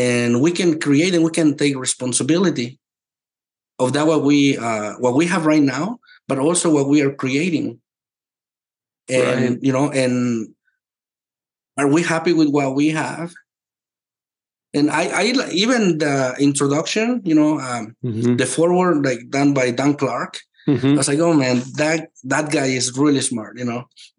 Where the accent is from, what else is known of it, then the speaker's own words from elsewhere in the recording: Mexico; moved away; I come from Mexico. This is not child abuse there. This is normal. We work since we were little.